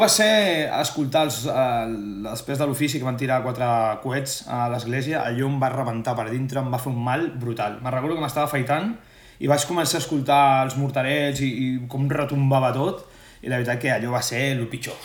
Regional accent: Sitges, Catalonia, Spain; som molt tots de Sitges, ens estimem molt i per la cultura popular del nostre poble som molt fanàtics

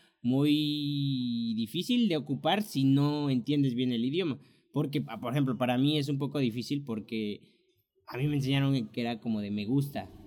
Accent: Mexico; moved away as an adult; now in United States; nosotros dos que somos mexicanos

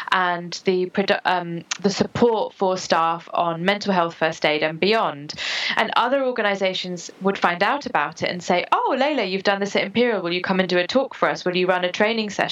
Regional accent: United Kingdom; also born or lived in United States; I was born in the States, and then I moved here

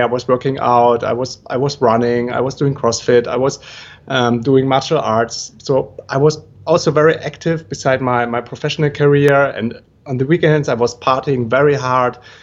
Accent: Germany; moved away as an adult; also born or lived in Brazil; originally I'm from Germany

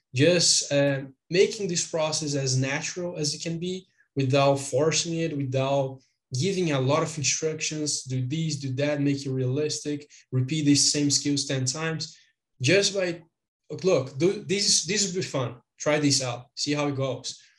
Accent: Brazil; I am from Brazil.

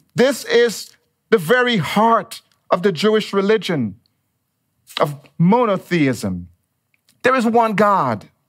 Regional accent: Dominica; moved away as an adult; also born or lived in United States; now in Monrovia, United States; If you hear a little bit of an accent, it is because I was actually born and raised in the tropical island of Dominica

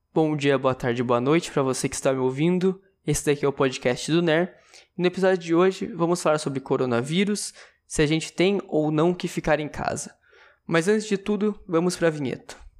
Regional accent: interior of São Paulo, Brazil; eu sou de São Paulo, eu sou do interior de São Paulo, na verdade

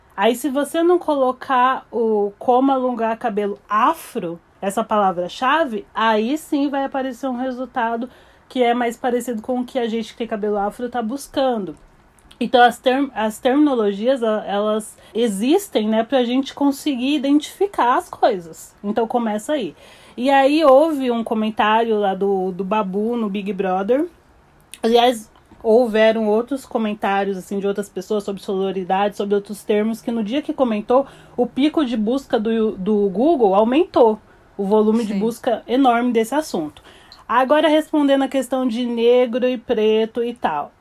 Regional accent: Barueri, São Paulo, Brazil; moved away as an adult; now in New York, United States; Eu sou de São Paulo, Barueri, Zona Oeste.

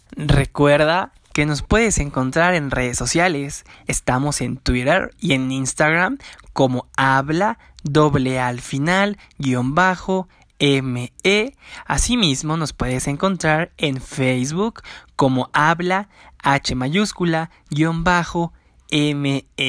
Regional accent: Canada; Como soy de Canadá

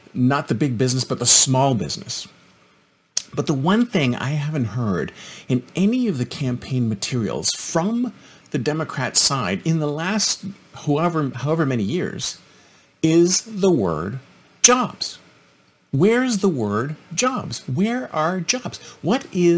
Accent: Canada; moved away; I'm originally Canadian

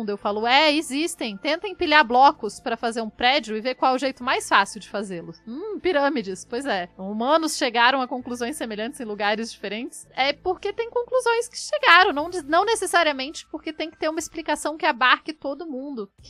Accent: Acre, Brazil; Então, eu nasci no Acre e morava na floresta.

